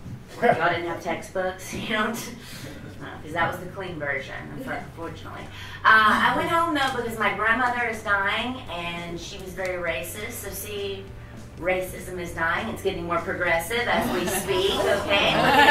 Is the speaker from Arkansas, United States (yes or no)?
no; Mississippi, United States; accent: southern; I don't know if you hear the southern accent. I'm from Mississippi.